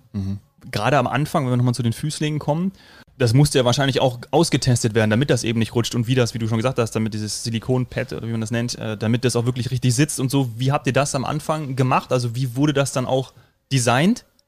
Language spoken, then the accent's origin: German; Hesse, Germany; now in Bavaria, Germany; gebürtiger Hesse, aber äh, das Herz wird immer bajuwarischer